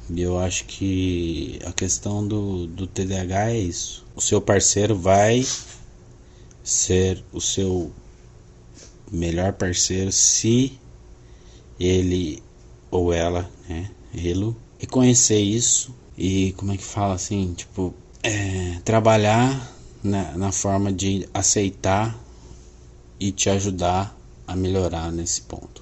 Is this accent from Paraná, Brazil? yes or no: yes; Londrina, Paraná, Brazil; eu sou de Londrina, Paraná